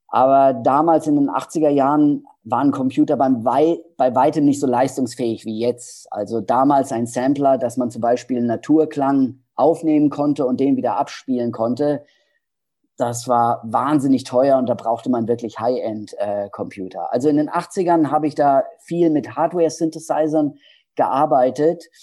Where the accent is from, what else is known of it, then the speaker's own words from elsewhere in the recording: Hesse, Germany; Ja, ja, ich komme aus Hessen.